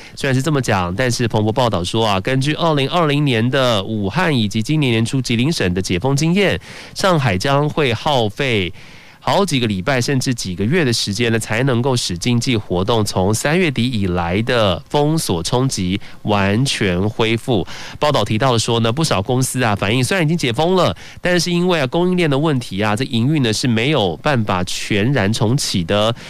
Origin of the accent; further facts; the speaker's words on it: Taiwan; 只有我们台湾人呢，果然最爱的日本的市场